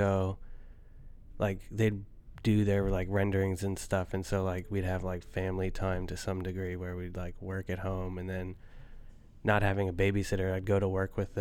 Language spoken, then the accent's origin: English; Boston, Massachusetts, United States; also born or lived in Cambridge, Massachusetts; now in Brooklyn, United States; I was born in Boston, Massachusetts